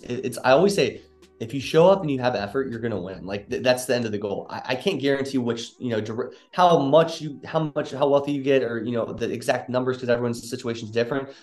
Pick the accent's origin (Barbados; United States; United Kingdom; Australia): United States; Northern Kentucky; moved away as an adult; also born or lived in Cincinnati, Ohio; now in Dallas, United States; I'm actually from Cincinnati, Ohio, Northern Kentucky to be specific